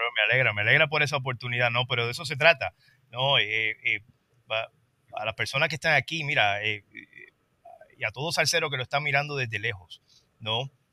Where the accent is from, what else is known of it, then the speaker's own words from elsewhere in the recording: Trujillo Alto, Puerto Rico; yo soy de Trujillo Alto